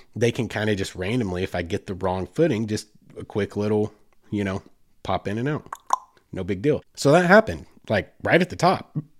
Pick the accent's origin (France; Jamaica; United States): United States; Oklahoma; I grew up in Oklahoma